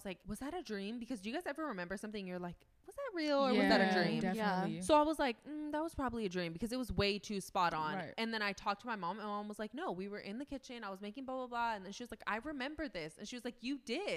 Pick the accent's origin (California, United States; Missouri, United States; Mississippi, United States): California, United States; Fresno